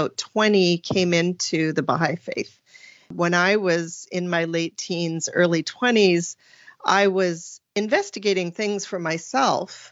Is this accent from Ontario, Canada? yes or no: no; Vernon, British Columbia, Canada; I call myself a BC girl, a British Columbia girl, because I was born and raised right in the Central Valley of the Okanagan in a place called Vernon